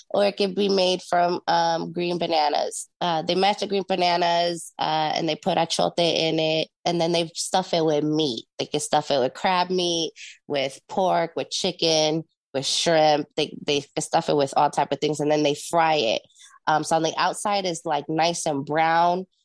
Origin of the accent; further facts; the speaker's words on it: Long Beach, California, United States; born there; also born or lived in Puerto Rico; now in Jacksonville, United States; I'm a Navy brat, as they say. Um, I was born in Long Beach, California, but I was raised around the world.